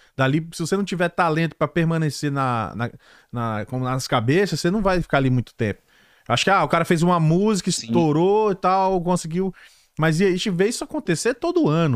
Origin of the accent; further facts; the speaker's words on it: Brazil; moved away; Nós somos muitos, somos brasileiros